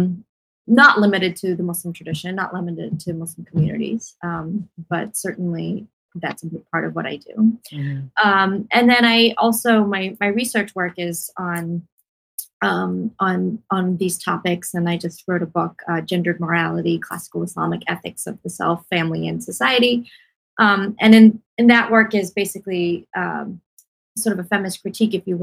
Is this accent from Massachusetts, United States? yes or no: yes; Boston, Massachusetts, United States; I'm from Boston, and so the Boston area as well.